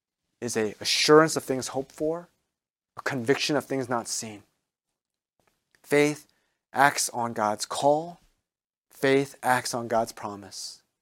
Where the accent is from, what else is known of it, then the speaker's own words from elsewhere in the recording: District of Columbia, United States; I'm from the Washington area.